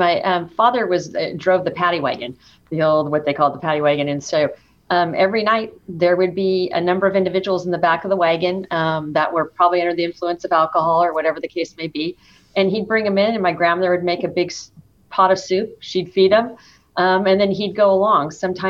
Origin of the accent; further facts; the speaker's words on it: Stockton, California, United States; Yes, I was born and raised in Stockton, California. I grew up in South Stockton